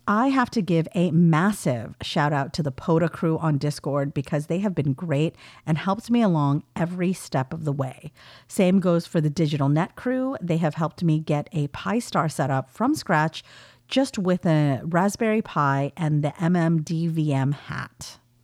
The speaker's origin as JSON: {"language": "English", "region": "California", "country": "United States", "tie": "born or raised there", "accent": "valley girl", "said": "my accent is quite heavily valley girl, having grown up in California in the nineties."}